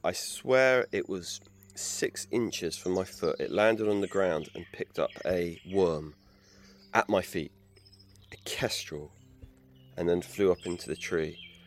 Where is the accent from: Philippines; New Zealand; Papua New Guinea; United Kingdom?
United Kingdom; England; I grew up in England